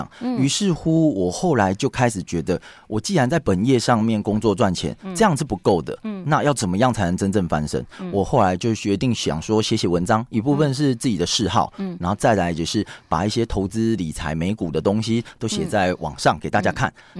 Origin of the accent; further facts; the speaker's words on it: Taiwan; now in Taipei, Taiwan; 因为我们台湾人天性很爱赚钱啊